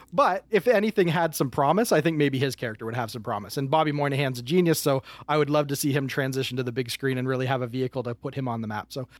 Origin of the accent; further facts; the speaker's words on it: Windsor, Ontario, Canada; I am from Windsor, Ontario, Canada, which is a suburb of Detroit, Michigan.